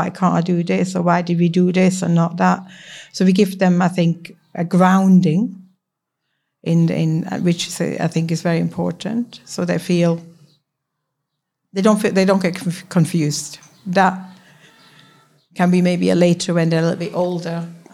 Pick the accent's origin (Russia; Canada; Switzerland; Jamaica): Switzerland; first language Swiss German; English is a second language; moved away as an adult; now in Manchester, United Kingdom